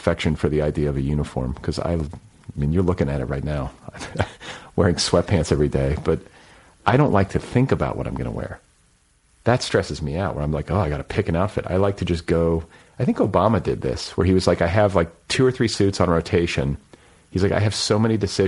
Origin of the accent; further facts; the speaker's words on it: Indiana, United States; moved away as an adult; also born or lived in Colorado; now in Los Angeles, United States; when I first moved to Colorado years ago, I was from Indiana at that point